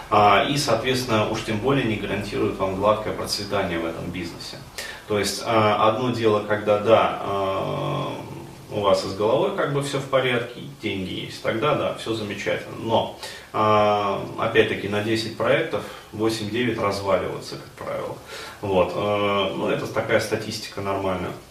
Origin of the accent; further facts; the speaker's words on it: Ufa, Bashkortostan, Russia; now in Moscow, Russia; А, и, но до этого я же приехал в Москву из Уфы, то есть из достаточно такого провинциального города.